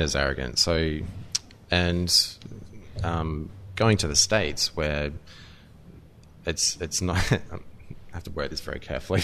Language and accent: English; Australia; I'm Australian